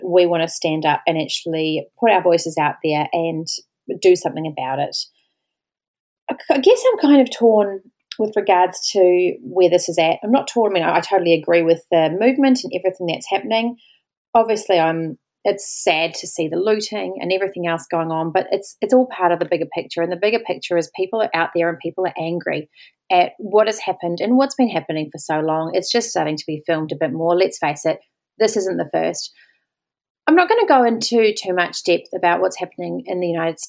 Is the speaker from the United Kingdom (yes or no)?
no; New Zealand; moved away as an adult; now in Australia; I am a New Zealander, I'm Pākehā